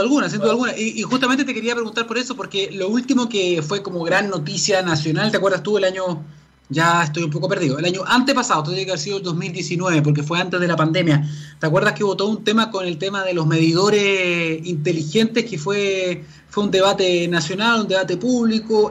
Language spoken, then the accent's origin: Spanish; Santiago, Santiago Metropolitan Region, Chile; los santiaguinos